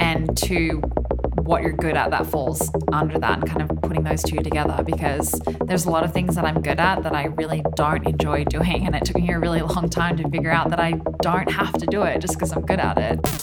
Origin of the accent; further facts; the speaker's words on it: Tamworth, New South Wales, Australia; also born or lived in Sydney; I grew up in Tamworth, which is a more regional city in Australia.